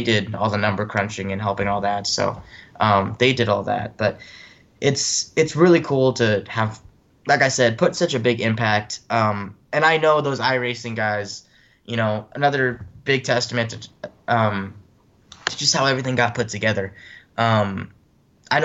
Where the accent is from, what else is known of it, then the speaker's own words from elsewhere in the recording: California, United States; now in East Coast, United States; I was able to travel back to my home state and do races